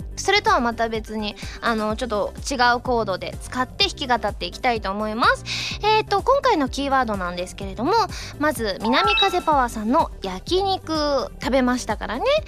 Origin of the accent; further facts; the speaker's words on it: Osaka, Japan; now in Tokyo, Japan; 大阪帰った時